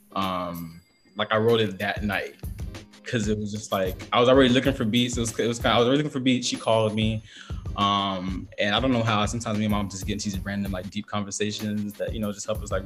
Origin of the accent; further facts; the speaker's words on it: the South, United States; I'm from the South